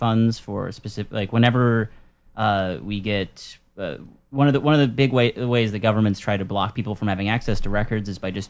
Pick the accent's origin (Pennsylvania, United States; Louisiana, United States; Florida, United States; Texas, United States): Louisiana, United States; New Orleans; now in Boston, United States; I'm from New Orleans